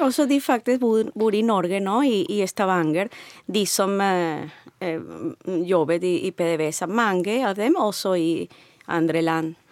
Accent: Venezuela; Norwegian is a second language; moved away as an adult; also born or lived in Caracas; now in Norway; Jeg kommer fra Venezuela.

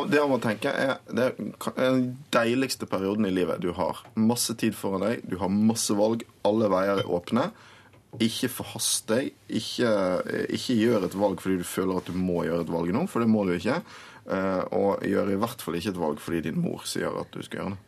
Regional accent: Western Norway, Norway; er vestlending

